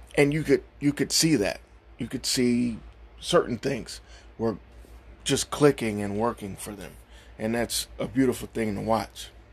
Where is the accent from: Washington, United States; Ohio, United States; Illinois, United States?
Ohio, United States; Cleveland; I'm from Cleveland. I I'm born and raised here.